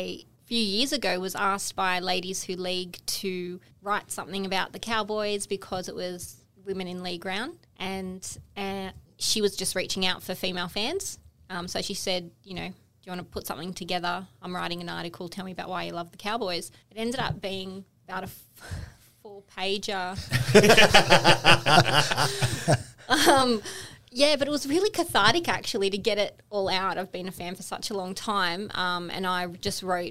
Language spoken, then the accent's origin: English; Sydney, New South Wales, Australia; born and bred in Sydney